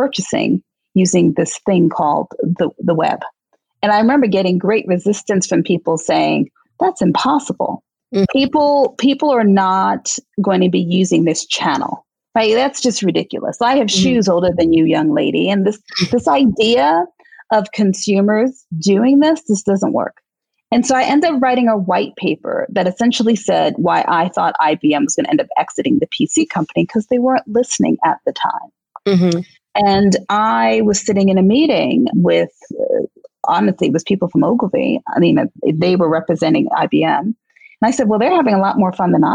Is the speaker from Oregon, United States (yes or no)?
no; New York City, New York, United States; in my neighborhood where I grew up in Queens